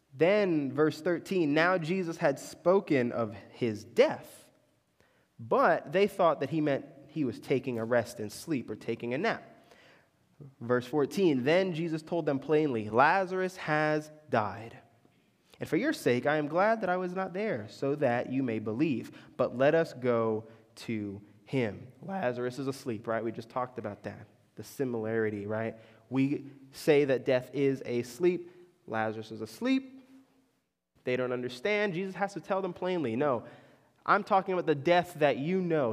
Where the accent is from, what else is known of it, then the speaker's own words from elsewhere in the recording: Orlando, Florida, United States; moved away; growing up in Orlando